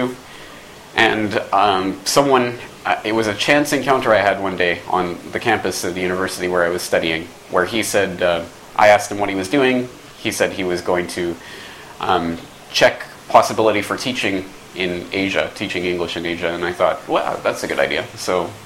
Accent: Canada; moved away as an adult; also born or lived in Dublin, Ireland; I'm from Canada

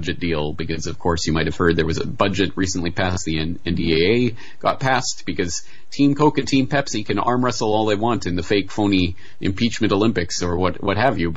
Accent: Canada; now in Japan; as a Canadian in Japan

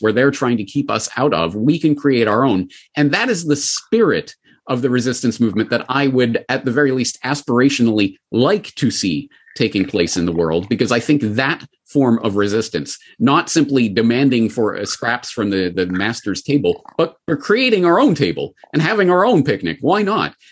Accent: Calgary, Alberta, Canada; my hometown of Calgary

